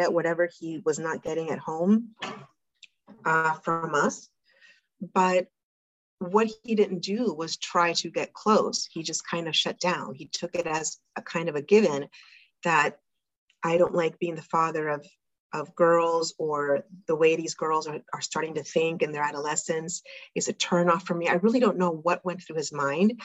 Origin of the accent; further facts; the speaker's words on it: South Florida, United States; moved away as an adult; also born or lived in New York; now in Argentina; I was raised in South Florida